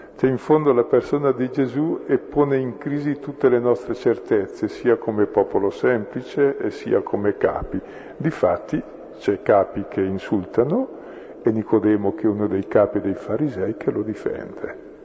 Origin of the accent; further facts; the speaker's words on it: Brescia, Lombardy, Italy; io sono di Brescia